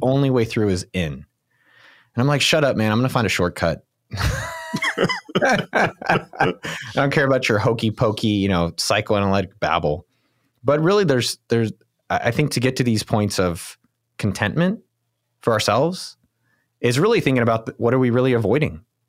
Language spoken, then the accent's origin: English; Silicon Valley, California, United States; I grew up in Silicon Valley